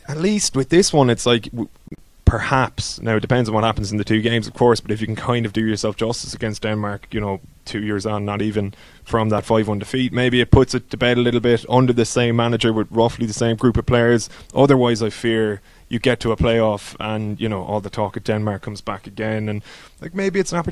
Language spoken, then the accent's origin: English; Ireland; as an Irish football fan